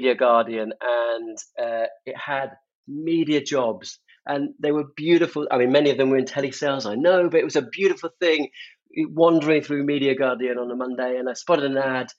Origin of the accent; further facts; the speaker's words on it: Devon and Somerset, South West England, United Kingdom; moved away as an adult; now in London, United Kingdom; I grew up in Devon and Somerset. The minute I could get out of those places and get to London, which is where I wanted to be, I was never going back.